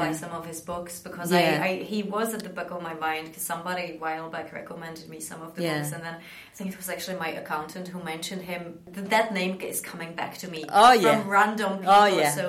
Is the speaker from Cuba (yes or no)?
no; Prague, Czechia; I grew up in Prague.